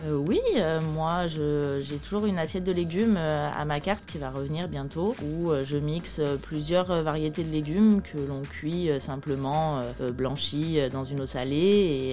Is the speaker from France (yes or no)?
yes; Lyon, Auvergne-Rhône-Alpes, France; moved away; je suis de Lyon